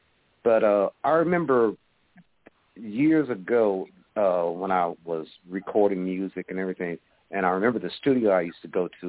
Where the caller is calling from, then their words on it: Atlanta, Georgia, United States; I'm calling from Atlanta, Georgia.